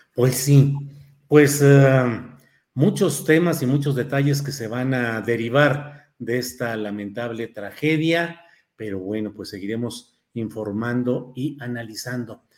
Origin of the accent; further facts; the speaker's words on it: Torreón, Coahuila, Mexico; soy nativo de Coahuila, soy nacido en Torreón, Coahuila